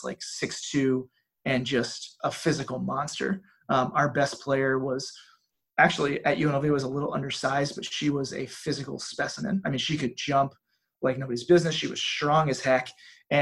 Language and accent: English; Philadelphia, Pennsylvania, United States; moved away as an adult; also born or lived in Natchitoches / Las Vegas; now in Cookeville, United States; I grew up right outside Philadelphia